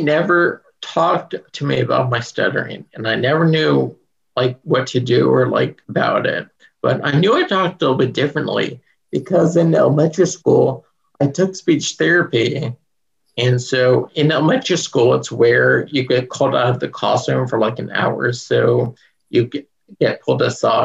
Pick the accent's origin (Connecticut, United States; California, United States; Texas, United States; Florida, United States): California, United States; San Jose; I was born in San Jose, California, and I'm from here. I still live around here. Like, I live within 20 minutes from where I was born, so I haven't left this area.